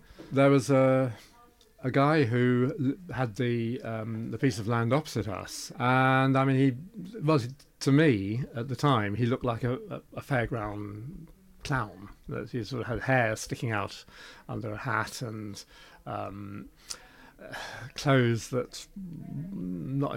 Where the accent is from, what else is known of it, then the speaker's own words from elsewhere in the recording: Twickenham, London, United Kingdom; also born or lived in Eel Pie Island; I was brought up in Twickenham, but unfortunately we had to move when I was about 3 years old